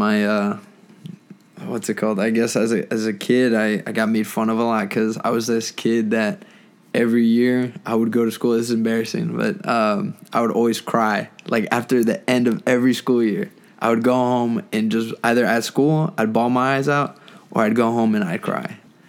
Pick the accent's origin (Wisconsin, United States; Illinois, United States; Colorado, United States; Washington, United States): Wisconsin, United States; born there; also born or lived in Italy / Kansas, United States; So I was born in Wisconsin, and my parents had me there, of course, and then my dad joined the Army